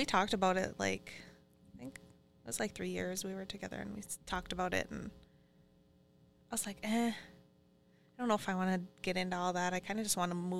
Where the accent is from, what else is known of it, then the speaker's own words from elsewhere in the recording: Fond du Lac Reservation, Minnesota, United States; also born or lived in Duluth, Minnesota / Carlton, Minnesota / Brainerd, Minnesota; I was born in Duluth. Grew up on the Fond du Lac Reservation for, I was probably, till I was 18, I think. And then we moved out to Carlton.